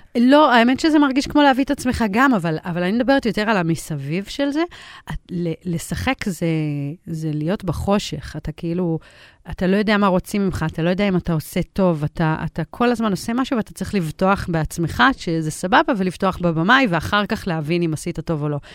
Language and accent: Hebrew; Israel; also born or lived in United States; נולדתי בארצות הברית, ועברתי לארץ בגיל שלוש